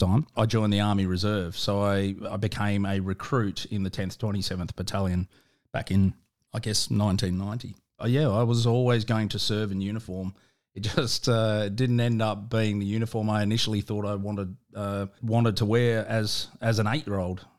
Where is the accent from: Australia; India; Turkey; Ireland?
Australia; South Australia; also born or lived in Victoria; although I was born in, in Victoria, I consider myself a proud South Australian and, uh, and I grew up in South Australia